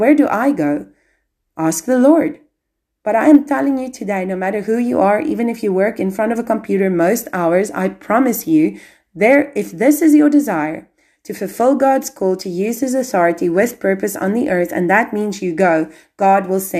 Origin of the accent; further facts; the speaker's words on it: South Africa; now in Albania; I'm South African. I've had to go. I've had to leave my country